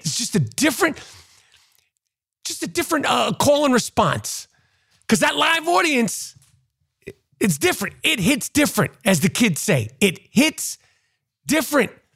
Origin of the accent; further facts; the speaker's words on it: New York City, New York, United States; Growing up in New York City, seventies, eighties, and nineties